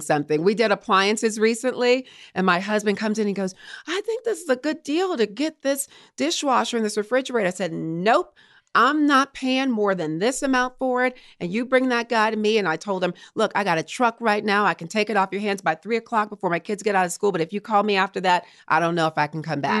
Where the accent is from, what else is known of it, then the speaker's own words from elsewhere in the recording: Baton Rouge, Louisiana, United States; moved away as an adult; also born or lived in Morgan City, Louisiana / Colorado Springs, Colorado / Richmond, Virginia; I'm from Baton Rouge, Louisiana, Southern girl